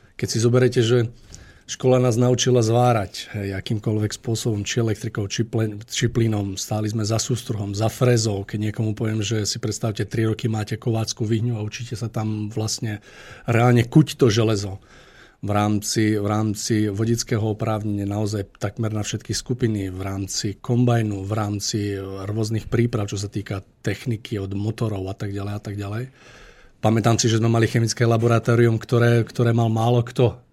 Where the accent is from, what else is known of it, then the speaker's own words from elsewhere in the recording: Liptovský Mikuláš, Žilina Region, Slovakia; u nás v Mikuláši